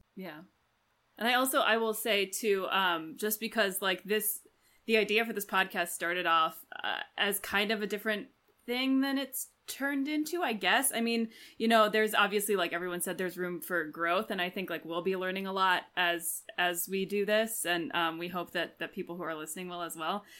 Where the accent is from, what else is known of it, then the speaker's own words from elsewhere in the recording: Washington, District of Columbia, United States; now in Chicago, United States; I am from Washington, D C, but I live in Chicago